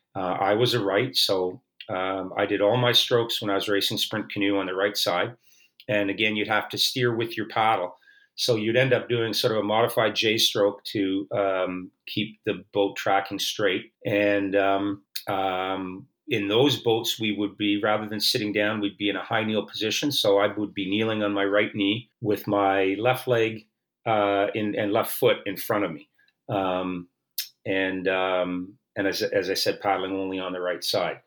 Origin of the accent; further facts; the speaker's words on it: Oakville, Ontario, Canada; I grew up in Oakville, which is a, a, suburban community of Toronto